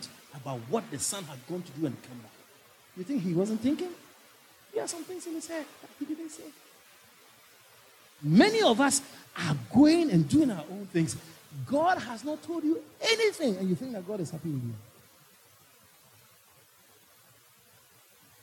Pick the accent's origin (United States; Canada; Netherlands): Netherlands; now in Ghana; I grew up in Holland